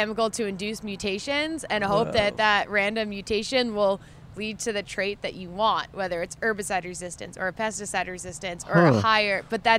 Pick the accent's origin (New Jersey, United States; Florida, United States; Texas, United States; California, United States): New Jersey, United States; now in Corvallis, United States; I'm from New Jersey.